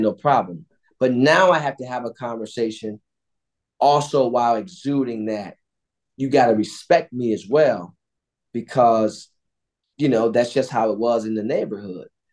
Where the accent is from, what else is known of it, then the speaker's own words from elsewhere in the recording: Cleveland, Ohio, United States; I grew up on Edmonton